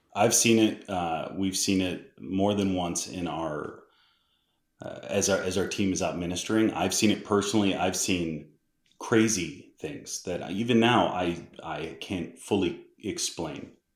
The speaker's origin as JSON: {"language": "English", "region": "Massachusetts", "country": "United States", "tie": "born or raised there", "said": "I'm from Massachusetts"}